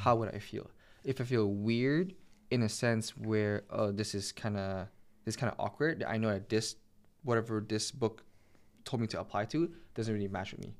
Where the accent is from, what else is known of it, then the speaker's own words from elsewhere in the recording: Montreal, Quebec, Canada; I'm from Montreal. I was born and raised in Montreal